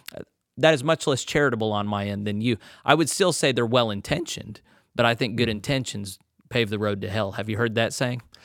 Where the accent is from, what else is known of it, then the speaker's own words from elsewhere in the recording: Texas, United States; moved away; also born or lived in Conway, Arkansas / Little Rock, Arkansas; I was born in Texas.